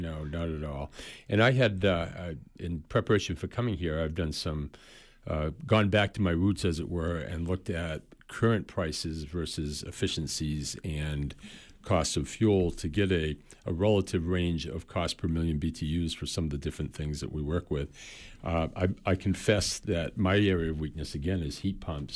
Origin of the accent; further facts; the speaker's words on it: Waterville, Maine, United States; I'm originally from Waterville, Maynard. Lived here all my life.